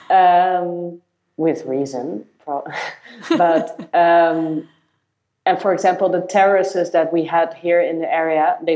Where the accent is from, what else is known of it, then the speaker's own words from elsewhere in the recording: Netherlands; moved away as an adult; I had to change this mindset a bit because I came from the Netherlands, where I did do this type of work that was a nine to six computer related job.